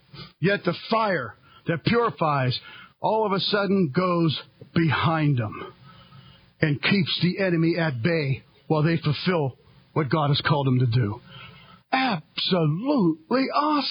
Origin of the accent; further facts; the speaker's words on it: United States; I am a Christian, and I am an American